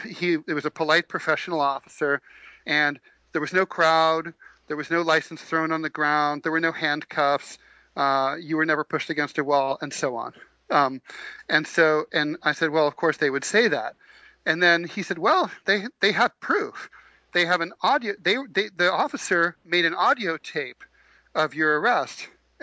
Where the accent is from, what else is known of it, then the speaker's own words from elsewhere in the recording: New York, United States; I'm a New Yorker. I jaywalk all the time